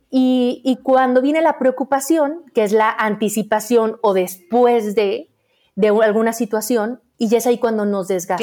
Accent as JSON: {"language": "Spanish", "region": "Aguascalientes", "country": "Mexico", "said": "soy de Aguascalientes, donde no hay montañas"}